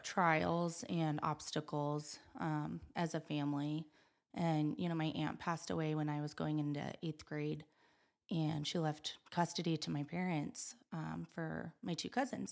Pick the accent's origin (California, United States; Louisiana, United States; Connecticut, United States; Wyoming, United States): Wyoming, United States; Gillette; moved away as an adult; also born or lived in West Virginia; I was born and raised here in Gillette